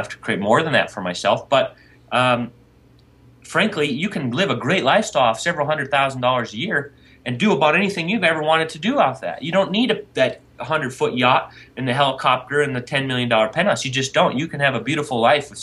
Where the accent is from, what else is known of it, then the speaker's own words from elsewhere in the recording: Minnesota, United States; Minnesota, my hometown